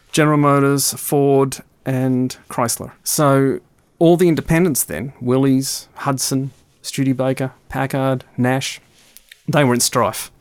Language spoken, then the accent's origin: English; Melbourne, Victoria, Australia; Growing up in Melbourne, which was the back end of the world in the early 60s and the late 60s